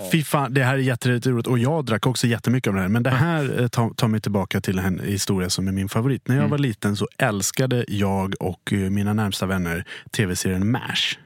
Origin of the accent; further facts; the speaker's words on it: Dalarna County, Sweden; jag är från Dalarna